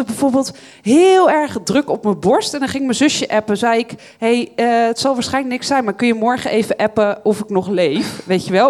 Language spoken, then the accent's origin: Dutch; Bible Belt, Netherlands; Ik ben opgegroeid op de Bijbelbelt, dus christelijk opgevoed uiteindelijk daar